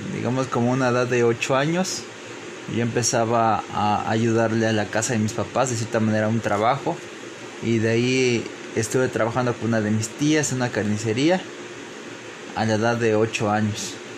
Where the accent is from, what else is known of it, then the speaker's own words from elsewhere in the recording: Papantla, Veracruz, Mexico; Crecí en la localidad de Guadalupe Victoria, en Papantla, Veracruz